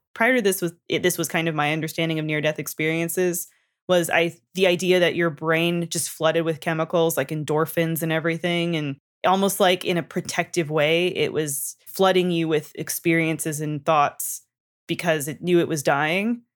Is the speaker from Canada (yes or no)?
yes; Canada; I'm from Canada and we learn French all throughout our childhoods and into high school.